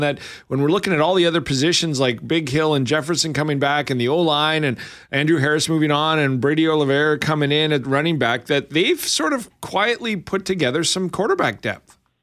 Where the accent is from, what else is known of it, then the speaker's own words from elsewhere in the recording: Lethbridge, Alberta, Canada; moved away; I'm from Lethbridge